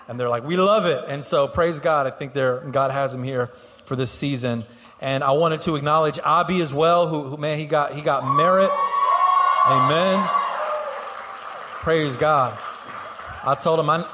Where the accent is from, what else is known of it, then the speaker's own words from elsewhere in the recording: Houston, Texas, United States; I'm born and raised in Houston